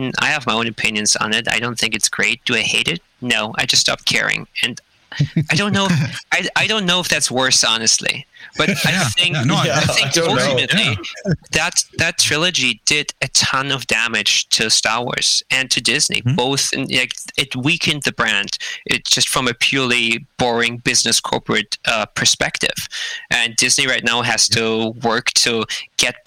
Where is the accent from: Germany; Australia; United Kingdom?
Germany; moved away as an adult; now in Vancouver, Canada; I grew up in Germany, went to school there, and then came over to Vancouver in 2013